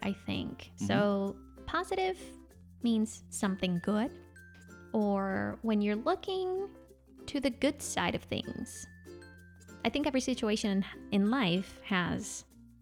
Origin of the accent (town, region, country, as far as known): United States